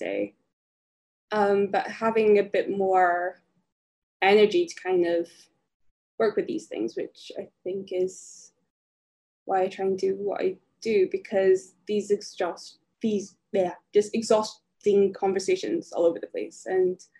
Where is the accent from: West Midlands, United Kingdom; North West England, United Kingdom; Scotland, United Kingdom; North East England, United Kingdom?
Scotland, United Kingdom; rural; growing up as a Filipino, a mixed race Filipino in rural Scotland